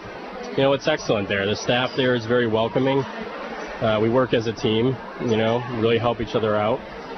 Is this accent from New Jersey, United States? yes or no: no; Wolcott, Connecticut, United States; I grew up in Woket